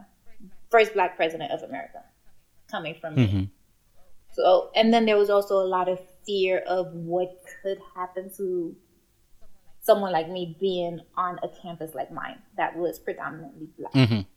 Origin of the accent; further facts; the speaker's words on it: Ghana; In case I need to travel out of this country, I'm Ghanaian.